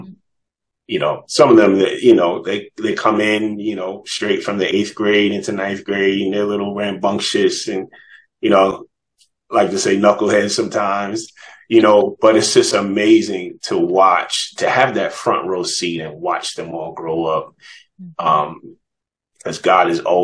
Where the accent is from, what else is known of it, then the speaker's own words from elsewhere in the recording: New York, United States; moved away as an adult; now in Atlanta, United States; I actually lived here in Atlanta longer than I grew up in New York